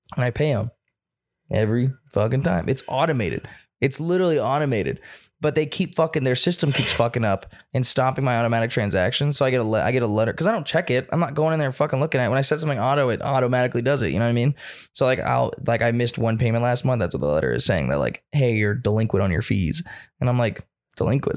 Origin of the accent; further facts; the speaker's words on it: United States; I'm an American too